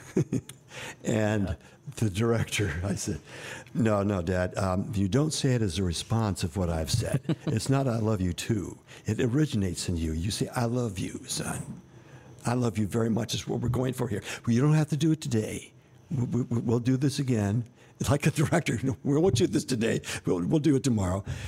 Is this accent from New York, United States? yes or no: yes; New York, United States; I was born in New York